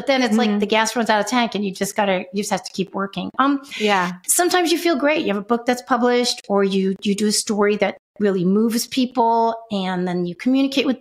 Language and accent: English; New York City, New York, United States; moved away as an adult; also born or lived in Los Angeles; I moved to Los Angeles from New York City, where I'm from, when I was 24.